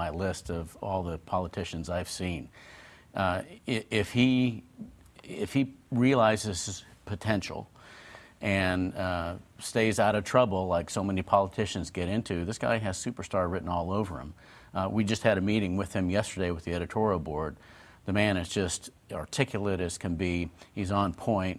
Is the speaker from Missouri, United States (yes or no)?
yes; Kansas City, Missouri, United States; moved away; my hometown